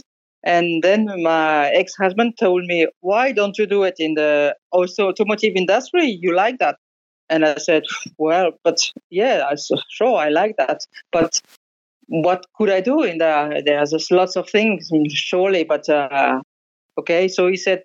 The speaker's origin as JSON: {"language": "English", "area": "Alsace", "region": "Grand Est", "country": "France", "tie": "born or raised there", "also_born_or_lived": "northern England", "second_language": "English", "moved": "yes", "said": "I grew up in Alsace, which is a little part of the northeastern part in France, very close to Germany."}